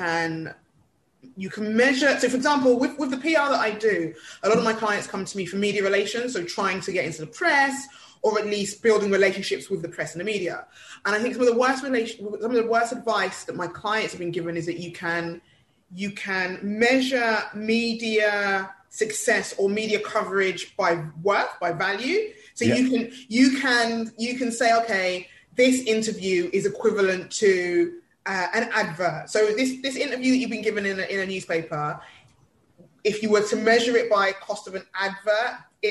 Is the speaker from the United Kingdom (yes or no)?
yes; London, United Kingdom; I was born in Hackney, East London. So I think that's where I get my hustle. It's a mixture between the Hackney and the Nigerian